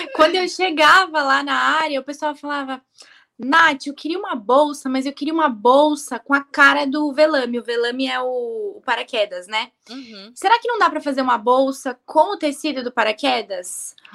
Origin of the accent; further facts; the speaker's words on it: interior of Bahia, Brazil; sou do interior da Bahia